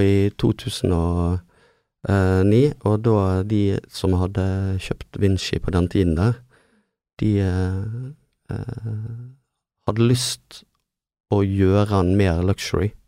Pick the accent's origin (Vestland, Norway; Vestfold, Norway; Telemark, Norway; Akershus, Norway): Vestland, Norway; Bergen; vi er ikke flinke nok å bruke byen Nei. som bergensere